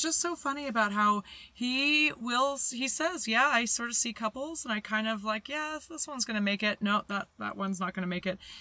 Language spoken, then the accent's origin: English; Canada; as a Canadian